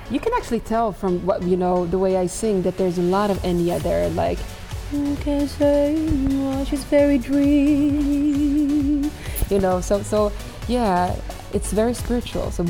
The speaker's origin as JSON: {"language": "English", "region": "Västmanland", "country": "Sweden", "tie": "born or raised there", "also_born_or_lived": "Morocco", "said": "Like I am from Morocco uh, originally, like uh, born and raised in Sweden, but so I am from the Atlas Mountains of Morocco"}